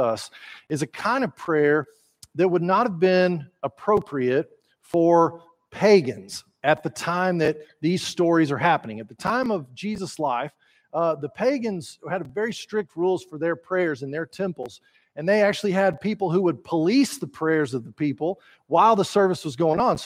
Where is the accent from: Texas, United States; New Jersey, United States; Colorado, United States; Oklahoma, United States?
Texas, United States; not everyone uses polite manners like we do down here